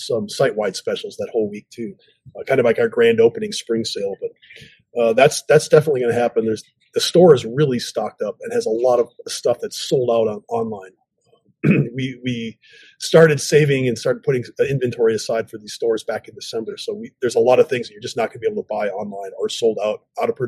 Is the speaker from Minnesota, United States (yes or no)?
yes; Minnesota, United States; I'm from Minnesota. I wasn't born here, but I've lived here all my life